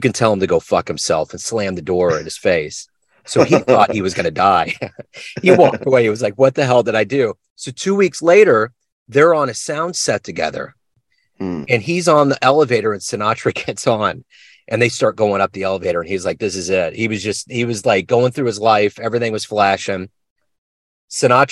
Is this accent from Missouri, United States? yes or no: yes; Kansas City, Missouri, United States; Kansas City, Missouri, right in the middle of the map.